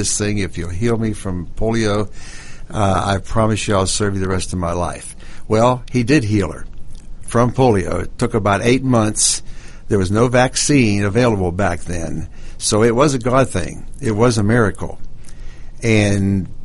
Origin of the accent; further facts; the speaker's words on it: Pittsburgh, Pennsylvania, United States; moved away as an adult; I'm from Pittsburgh, Pennsylvania myself